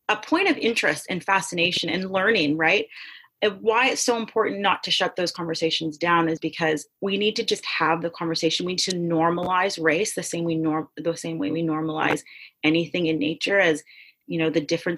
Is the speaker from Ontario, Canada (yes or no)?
yes; Toronto, Ontario, Canada; I grew up in Canada, in Toronto, where I have access to the medical system